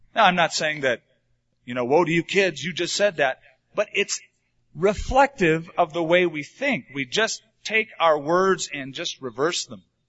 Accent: United States

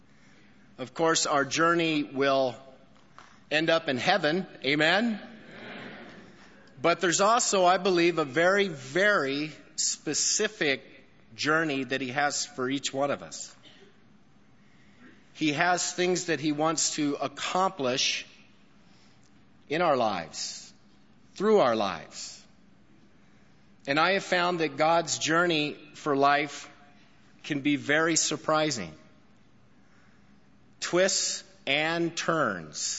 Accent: Albuquerque, New Mexico, United States; now in El Paso, United States; Coming to Albuquerque is a blessing for me because it's a homecoming for me. This is my hometown.

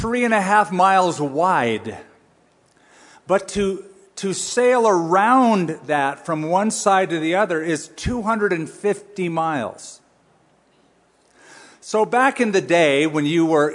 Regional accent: California, United States; moved away; I am a Californian

